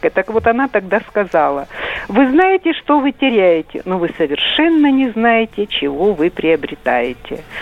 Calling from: Rostov-on-Don, Rostov Oblast, Russia; Э, я звоню из Ростова.

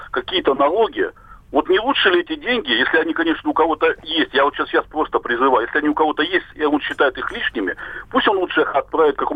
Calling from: Krasnoyarsk, Krasnoyarsk Krai, Russia; А, добрый день. Я звоню вам из Красноярска.

